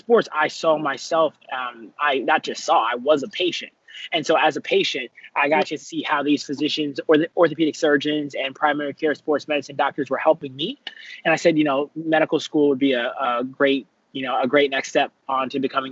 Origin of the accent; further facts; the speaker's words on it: Washington, District of Columbia, United States; also born or lived in Atlanta, Georgia; I hail from Northwest Washington, D.C., born and raised Shepherd Park